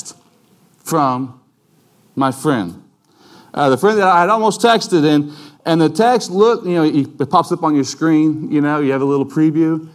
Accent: United States; we as American citizens

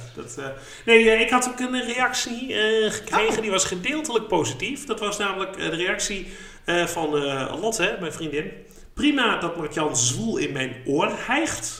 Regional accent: Haaksbergen, Overijssel, Netherlands; ik kom uit Haaksbergen uit het oosten van het land

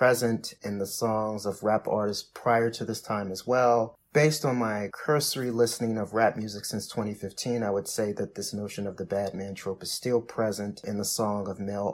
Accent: Chicago, Illinois, United States; I'm from Chicago

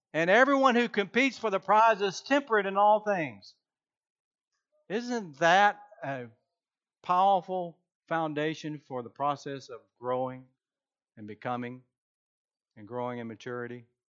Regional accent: Georgia, United States; I am from Georgia

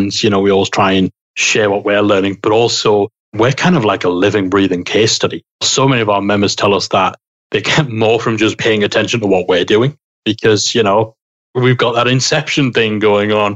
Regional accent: United Kingdom; I'm British

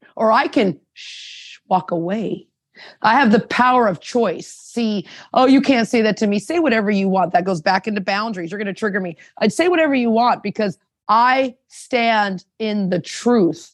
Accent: Anaheim, California, United States; moved away as an adult; also born or lived in Toronto; I'm from Orange County, California, Anaheim

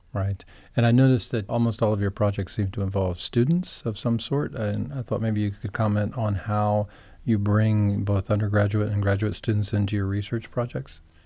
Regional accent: Beaufort, South Carolina, United States; I'm from Beaufort, South Carolina, and I had never heard of Mitchellville growing up there

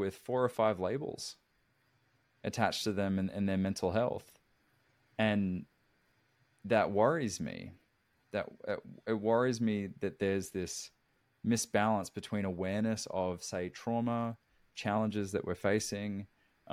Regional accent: Australia; moved away as an adult; now in United States; growing up in Australia, 25 years before I moved here

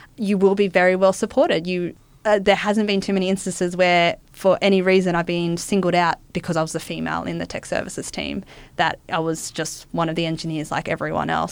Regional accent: Wollongong, New South Wales, Australia; I grew up in Wollongong

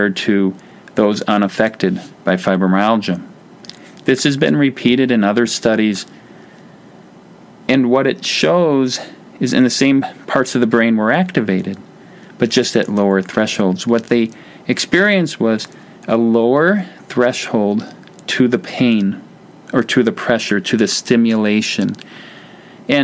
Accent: Wisconsin, United States; I'm from Wisconsin

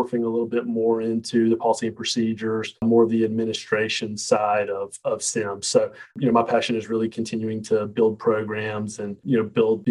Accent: Montgomery, Alabama, United States; also born or lived in Birmingham, Alabama / Martin, Tennessee; I'm from Montgomery, Alabama

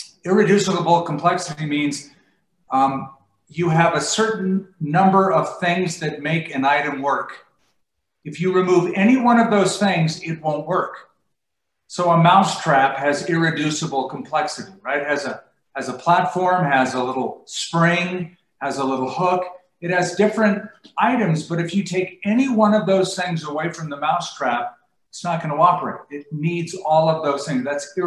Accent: California, United States; now in Albuquerque, United States; I came from Southern California. I moved from Huntington Beach to Albuquerque.

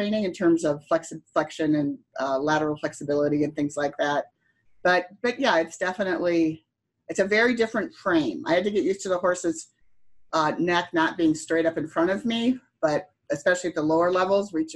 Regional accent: Wisconsin, United States; growing up in Wisconsin, most of it was Western

